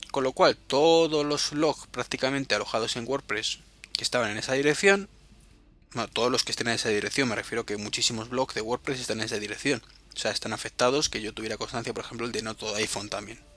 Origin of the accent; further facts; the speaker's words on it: Madrid, Community of Madrid, Spain; En Madrid, que sabéis que es donde vivo, y si no, pues os lo estoy contando ahora, soy de Madrid